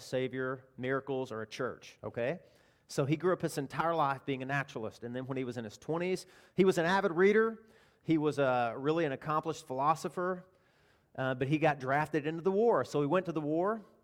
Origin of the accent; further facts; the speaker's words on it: Arkansas, United States; I'm from Arkansas